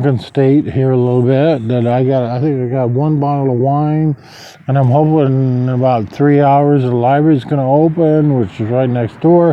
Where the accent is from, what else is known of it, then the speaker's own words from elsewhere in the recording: Lincoln, Nebraska, United States; moved away; my hometown in Lincoln, Nebraska